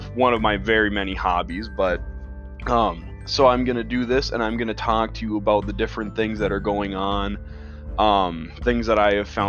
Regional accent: Midwest United States, United States; I'm from the Midwest United States.

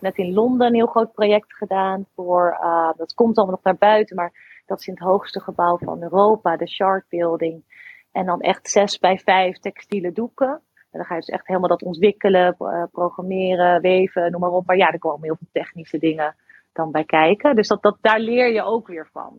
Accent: Harderwijk, Gelderland, Netherlands; moved away; ik kwam uit Harderwijk

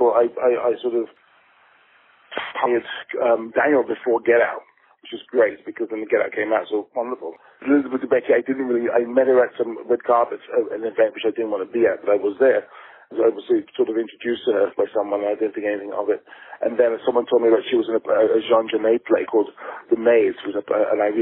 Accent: England, United Kingdom; as an English, a British filmmaker

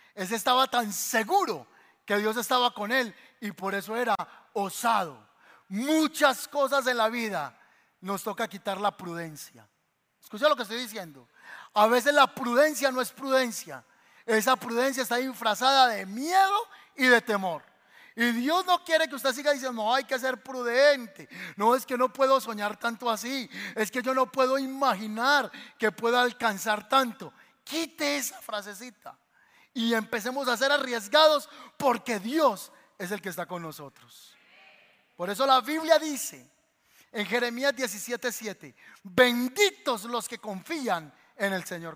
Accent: Paisa region, Colombia; nosotros somos paisas colombianos

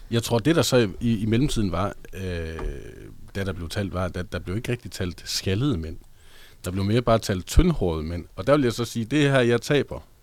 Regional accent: Hobro, North Denmark Region, Denmark; moved away as an adult; also born or lived in Aarhus; Jeg var fra Hobro, og dengang jeg øh, boede i Hobro, øh, da jeg var under 18

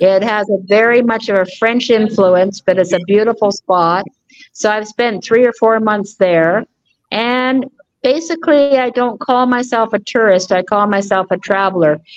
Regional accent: England, United Kingdom; moved away; also born or lived in Canada; I was born in England

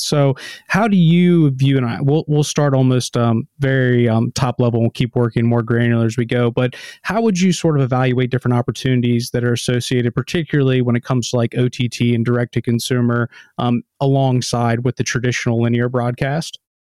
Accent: United States; moved away; as an American

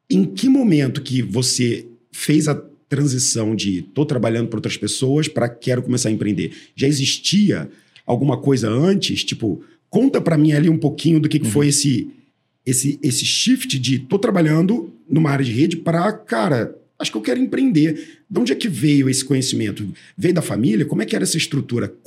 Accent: Santos, São Paulo, Brazil; Eu nasci em Santos.

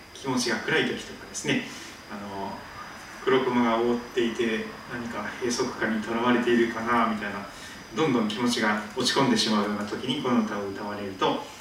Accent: Shikoku, Kochi, Japan; 私は四国の高知県で生まれまして海を見ながら育った

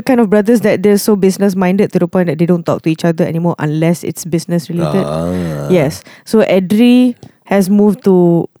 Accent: Malaysia; we, as Malaysian ladies

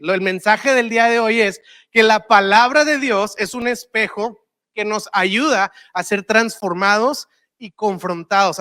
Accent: Monterrey, Nuevo León, Mexico; yo soy de Monterrey, ya sabes, y pues acá en Monterrey tenemos todo

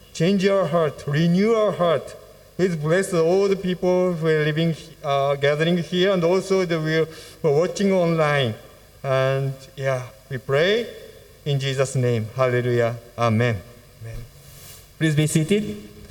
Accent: Fukuoka, Japan; our church in Fukuoka, it's my hometown

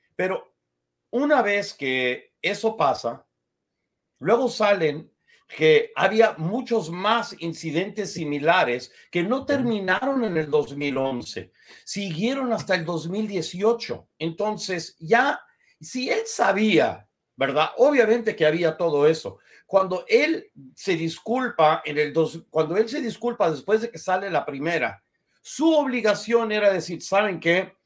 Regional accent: United States; yo tengo apariencia blanca, soy estadounidense, pero soy judío

